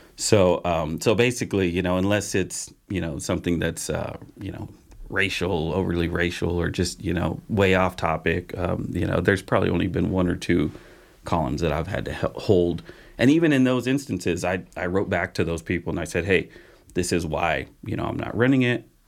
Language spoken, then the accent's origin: English; Patterson, California, United States; moved away as an adult; also born or lived in Modesto; now in Grass Valley, United States; in my hometown in Patterson